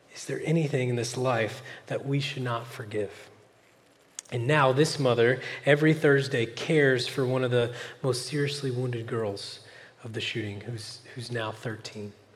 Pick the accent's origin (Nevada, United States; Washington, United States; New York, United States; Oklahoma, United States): Oklahoma, United States; moved away as an adult; now in California, United States; I'm from Oklahoma originally, but I've lived in California eight years now